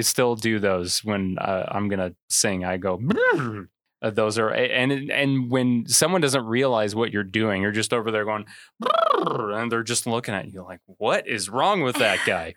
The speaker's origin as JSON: {"language": "English", "town": "Manteno", "region": "Illinois", "country": "United States", "said": "I'm from Mantino"}